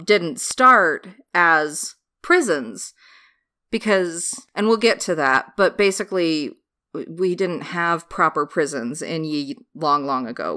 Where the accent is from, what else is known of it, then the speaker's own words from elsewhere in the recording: United States; American trash